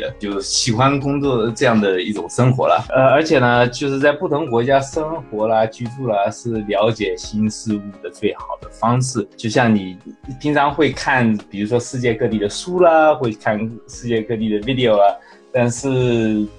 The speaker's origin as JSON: {"language": "Chinese", "town": "San Diego", "region": "California", "country": "United States", "said": "大家好，呃，各位听众好，主持人好， … 呃，我来自呃。加州圣地亚哥，"}